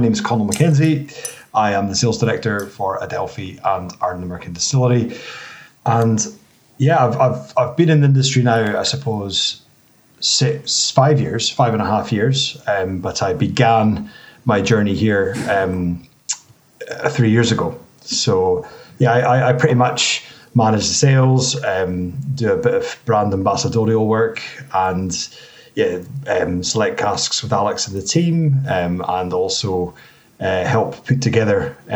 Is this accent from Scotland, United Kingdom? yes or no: yes; the Highlands, Scotland, United Kingdom; also born or lived in New Zealand; I live in Nairn now, just outside Inverness, but we're all from the Highlands